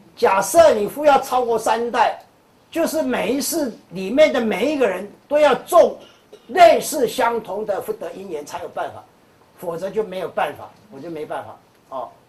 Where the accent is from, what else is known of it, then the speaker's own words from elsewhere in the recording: Taiwan; 我们台湾人或者我们中国人有一句话讲